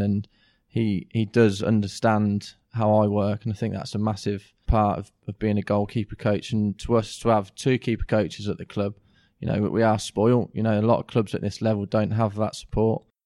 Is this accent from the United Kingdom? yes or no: yes; Kettering, East Midlands, United Kingdom; also born or lived in Sheffield; I'm a Ketram-born lad. So I went through the Ketram youth team